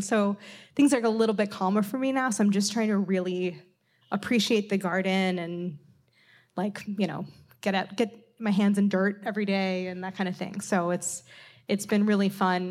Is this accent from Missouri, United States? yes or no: yes; St. Louis, Missouri, United States; moved away; Saint Louis in my hometown